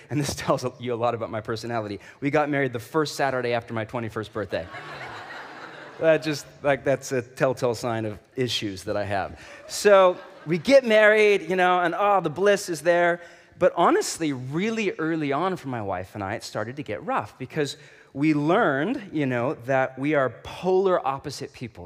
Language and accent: English; Portland, Oregon, United States; I'm from Portland